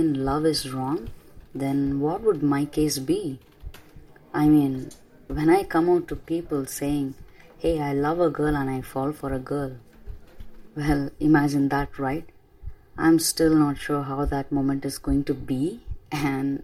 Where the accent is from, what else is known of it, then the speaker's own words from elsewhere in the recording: Chennai, Tamil Nadu, India; first language Tamil; English is a second language; my hometown, Chennai City